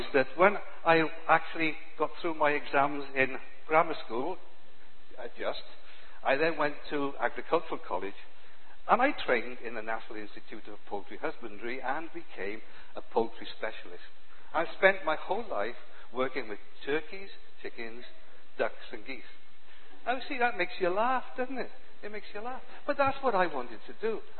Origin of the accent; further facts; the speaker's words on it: Cardiff, Wales, United Kingdom; I was born in Cardiff in 1947